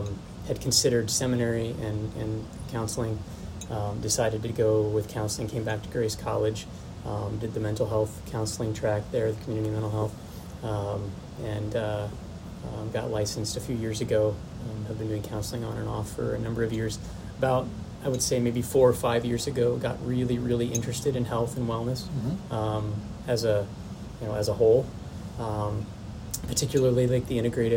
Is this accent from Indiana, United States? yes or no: yes; Warsaw, Indiana, United States; also born or lived in Florida; born and raised in Warsaw, you know, born at Kosciuszko Community Hospital